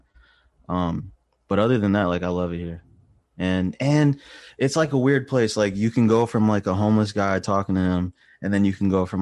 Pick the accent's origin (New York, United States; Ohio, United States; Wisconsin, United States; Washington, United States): Wisconsin, United States; moved away as an adult; now in Los Angeles, United States; Wisconsin is where I'm from, Midwest. Grew up there.